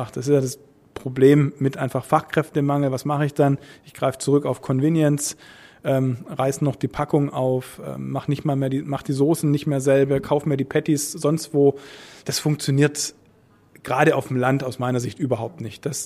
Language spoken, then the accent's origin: German; Stuttgart, Baden-Württemberg, Germany; Also meine Heimatstadt ist Stuttgart, da gibt es die Intergastra, die ist 2020 wieder.